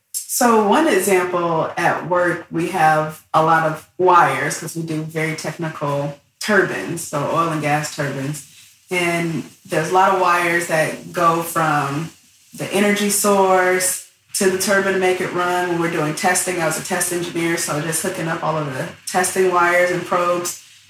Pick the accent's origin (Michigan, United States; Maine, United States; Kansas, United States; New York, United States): Michigan, United States; Southfield; moved away as an adult; also born or lived in Detroit, Michigan; now in San Diego, United States; I'm originally from Detroit, Michigan. That's where I grew up, Southfield